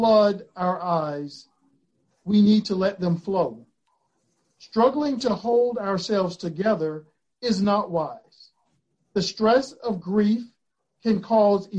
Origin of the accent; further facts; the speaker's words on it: Florida, United States; I grew up in Florida, and we would pick blackberries